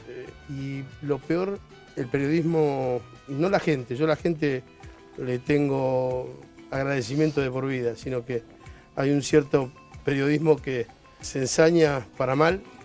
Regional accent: Argentina; moved away as an adult; now in Cuba; me parece que soy un extraño dentro de, mi país

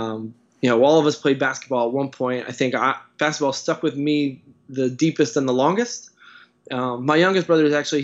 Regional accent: central New Jersey, United States; I grew up in central New Jersey, and I'm from a basketball family

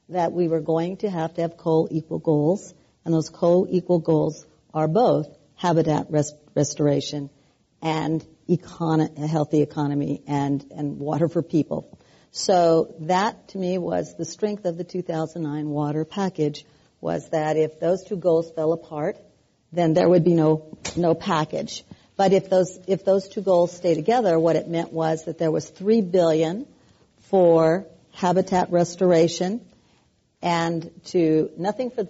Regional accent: California, United States; Now, remembering that I come from the Central Valley

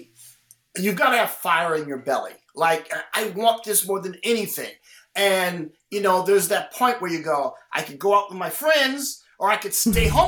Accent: Midwest, United States; moved away; I'm growing up in the Midwest.

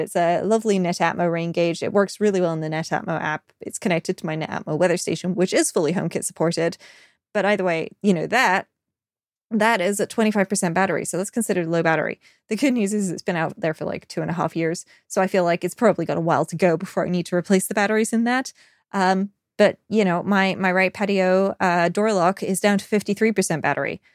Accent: United Kingdom; I'm British. We complain about the weather

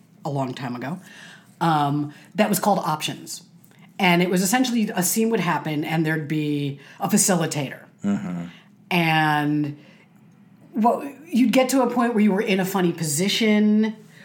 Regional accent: Chicago, Illinois, United States; moved away; When I was a kid, I grew up in Chicago

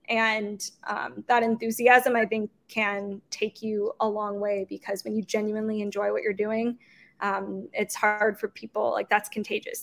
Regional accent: St. Louis, Missouri, United States; moved away as an adult; now in Kansas City, United States; I growing up in St. Louis playing soccer

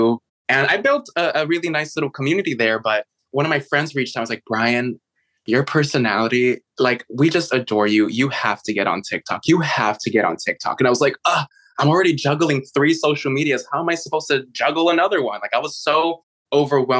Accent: Chicago, Illinois, United States; moved away; also born or lived in San Francisco / New York City; I was actually born and raised in Chicago

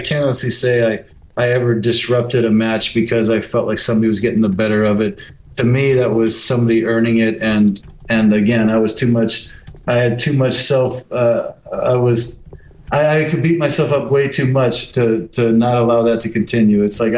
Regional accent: Las Vegas, Nevada, United States; Let me start by saying I'm such a Veganite. I'm such a homegrown, you know, Vegas is so in my blood that my team is the team I'm betting on.

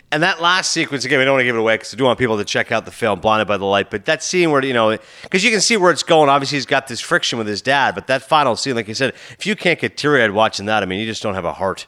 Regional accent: Toronto, Ontario, Canada; I grew up in Toronto, obviously growing up in Ontario

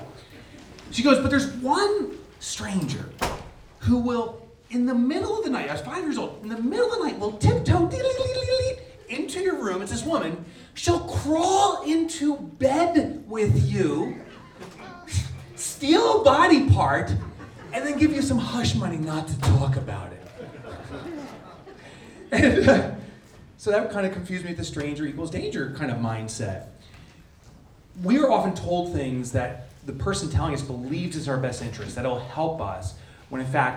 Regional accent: New Jersey, United States; I'm from the New York area, New Jersey

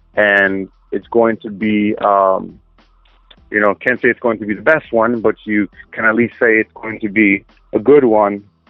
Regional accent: upstate New York, United States; also born or lived in Manhattan, New York; I was born in Manhattan, raised in upstate New York

